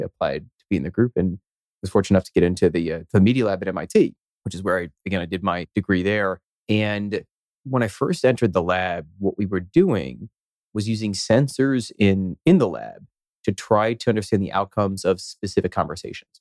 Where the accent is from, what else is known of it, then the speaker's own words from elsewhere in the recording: Philadelphia, Pennsylvania, United States; moved away as an adult; now in Boston, United States; I grew up in Philadelphia, and I guess I was there until I was 18, and then came over here to Boston, where I've been for now over 17 years.